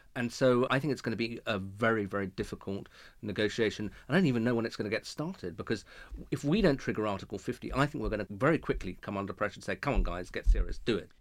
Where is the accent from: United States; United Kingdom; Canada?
United Kingdom; as a British citizen